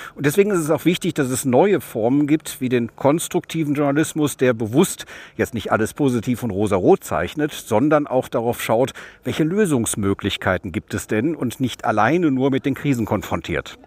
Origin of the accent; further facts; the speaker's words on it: West Germany, Germany; ich komme aus Westdeutschland.